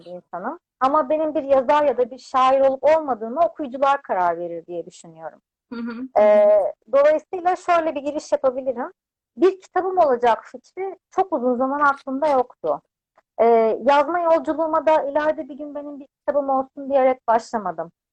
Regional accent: Adapazarı, Sakarya, Turkey; moved away as an adult; now in Istanbul, Turkey; ben 92 yılında Adapazarı'nda doğdum. İlk ve orta öğretimimi, lise öğrenimimi orada tamamladım.

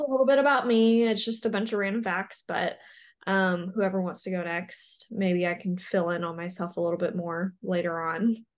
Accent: Arkansas, United States; moved away as an adult; also born or lived in Ottumwa, Iowa; now in Iowa, United States; I grew up in Arkansas, but I currently live in Iowa

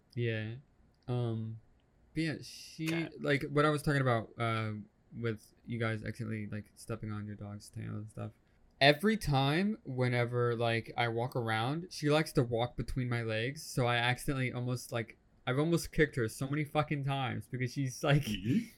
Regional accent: United States; I'm the American here

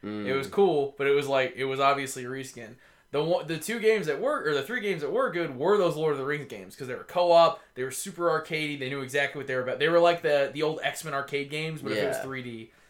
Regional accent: Tennessee, United States; also born or lived in Georgia; A good part of me comes from being growing up in the Tennessee.

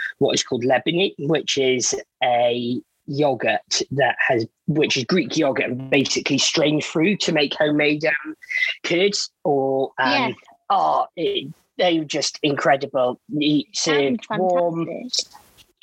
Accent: Wales, United Kingdom; now in Bournemouth, United Kingdom; I am born and bred in Wales and I'm now based down in Bournemouth

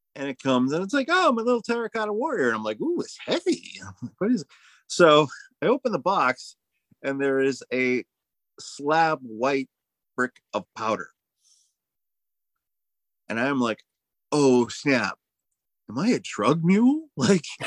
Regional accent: United States; I'm an American.

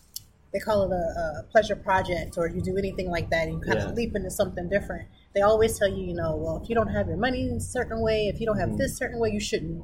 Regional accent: Lancaster, Pennsylvania, United States; I wanted to go back because I'm from Lancaster.

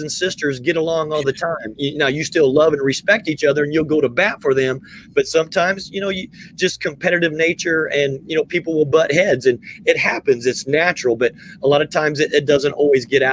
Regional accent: Indiana, United States; moved away; also born or lived in the South; I grew up in Indiana

